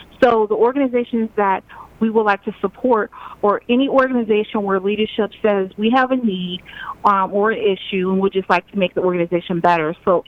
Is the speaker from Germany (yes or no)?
yes; Germany; also born or lived in Virginia, United States; just say I grew up as a military brat. I traveled all over the world because my father was in the Army. I grew up mostly in Germany, and then he settled in Virginia.